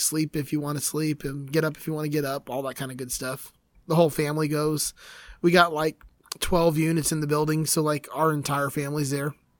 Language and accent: English; Miami, Florida, United States; moved away as an adult; lived in Miami for twenty-two years